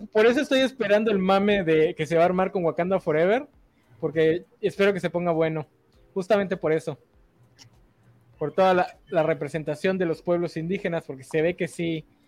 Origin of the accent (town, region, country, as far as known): Mexico